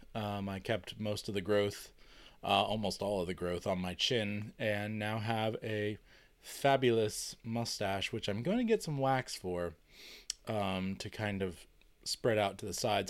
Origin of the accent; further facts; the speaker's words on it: United States; being American